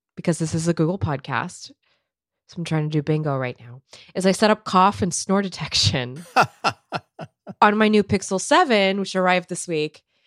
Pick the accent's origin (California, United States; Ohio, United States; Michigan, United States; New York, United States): California, United States; moved away; as a Californian